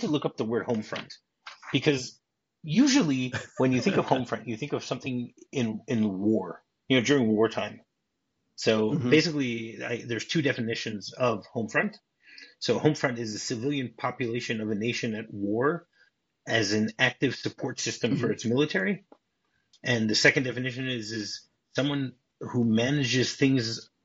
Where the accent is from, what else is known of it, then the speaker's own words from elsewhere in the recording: Midwest, United States; I'm from the Midwest